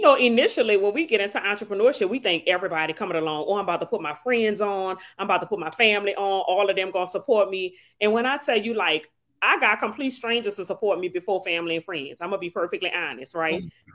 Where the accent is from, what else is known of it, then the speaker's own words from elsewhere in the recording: New Orleans, Louisiana, United States; now in Slidell, United States; I was born and raised in New Orleans, and now I live in Slidell, Louisiana.